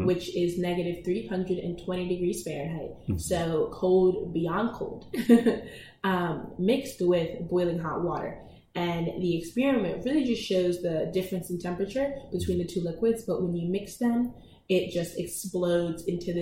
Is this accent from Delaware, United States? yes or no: yes; Delaware, United States; I am focusing on expanding in Delaware right now, my home state